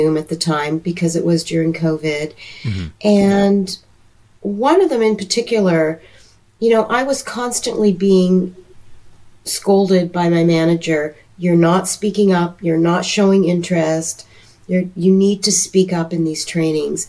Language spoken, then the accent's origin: English; Toronto, Ontario, Canada; also born or lived in Seattle; now in Charlotte, United States; I was born and raised in Toronto, Canada